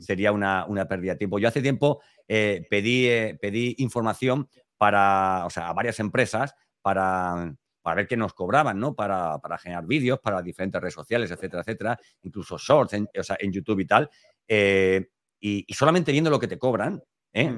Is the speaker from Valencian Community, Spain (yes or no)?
yes; Elche, Valencian Community, Spain; yo soy de Elche, de Alicante